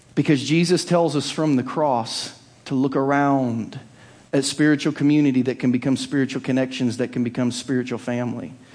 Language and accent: English; Southern Ohio, United States; now in Lee's Summit, United States; growing up in Southern Ohio